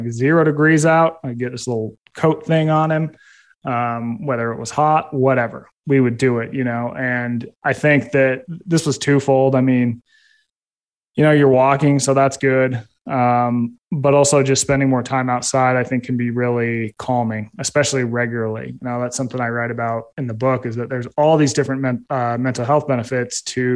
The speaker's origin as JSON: {"language": "English", "region": "Utah", "country": "United States", "tie": "born or raised there", "said": "I grew up in Utah"}